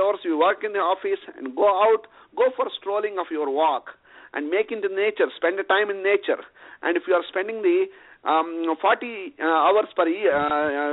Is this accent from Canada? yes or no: no; India; moved away as an adult; I was born in India and raised in India in a small village